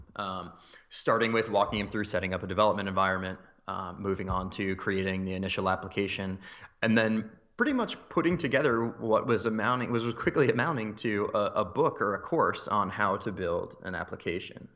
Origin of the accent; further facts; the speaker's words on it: north of Philadelphia, Pennsylvania, United States; moved away as an adult; also born or lived in Maryland / Boston / Chicago; now in Phoenix, United States; moved up to north of Philadelphia, actually, when I was around six years old. Um, so I grew up there for, uh, my whole life until I went to college